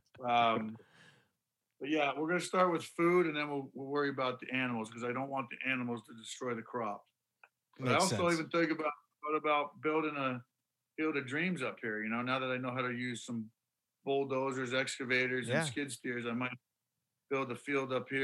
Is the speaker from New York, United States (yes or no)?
yes; Syracuse, New York, United States; we grew up in Syracuse